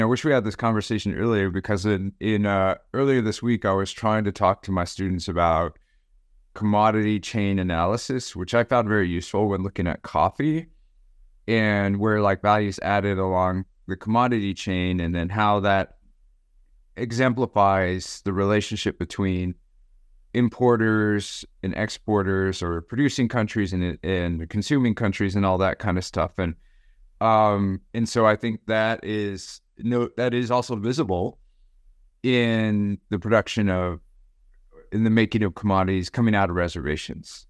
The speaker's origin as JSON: {"language": "English", "town": "Gallup", "region": "New Mexico", "country": "United States", "tie": "born or raised there", "also_born_or_lived": "Arizona", "said": "I was born in Gallup, New Mexico, and, um, lived most of my life in the Mountain West or the, the western part of this continent. mainly in the Southwest, New Mexico and Arizona"}